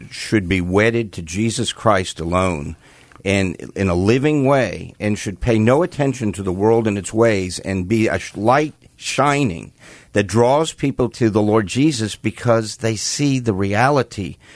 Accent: New York metropolitan area, United States; I grew up in New York, the New York metropolitan area.

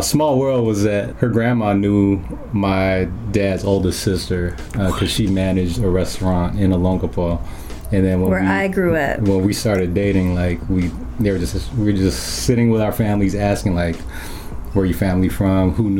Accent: California, United States; I was born in California

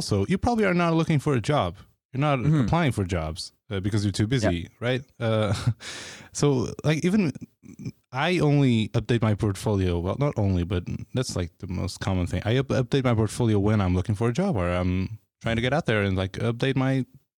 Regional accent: Portugal; now in San Francisco, United States; People like me from coming from Portugal, like even if I lived here, even if I'm like from San Francisco

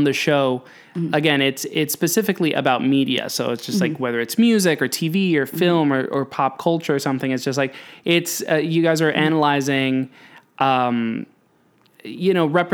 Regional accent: New York City, New York, United States; I'm a big old Yankee Doodle from New York City

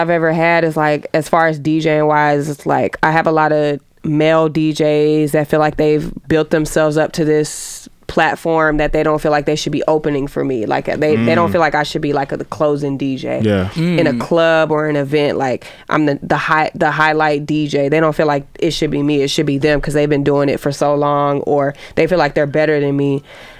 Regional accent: Atlanta, Georgia, United States; I'm gonna speak with real being that I'm from Atlanta.

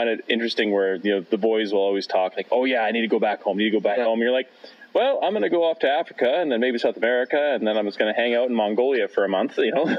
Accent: Grimshaw, Alberta, Canada; I grew up in Grimshaw, 2,600 people.

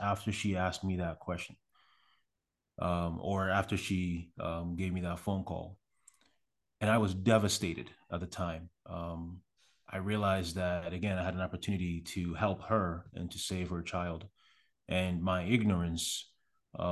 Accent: Accra, Greater Accra, Ghana; also born or lived in Canada; now in United States; I was born in Accra, which is the capital city of Ghana. I grew up there

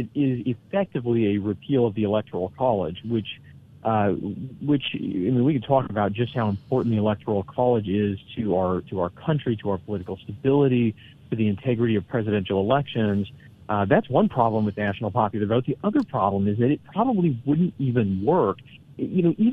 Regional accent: Washington, United States; I grew up in Washington State

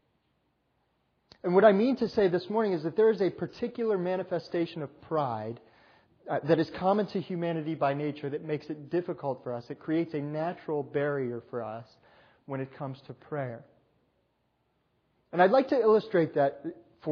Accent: New York, United States; moved away; I grew up in New York

